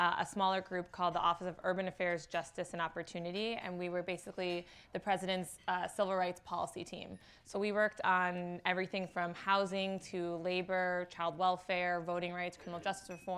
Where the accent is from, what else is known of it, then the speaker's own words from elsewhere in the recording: Illinois, United States; I'm from Illinois